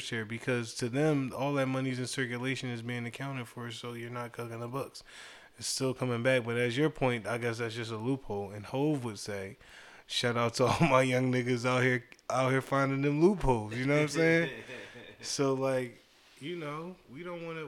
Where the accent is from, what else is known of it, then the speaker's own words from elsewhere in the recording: Philadelphia, Pennsylvania, United States; I was from 33rd, so that was Strawberry Mansion North.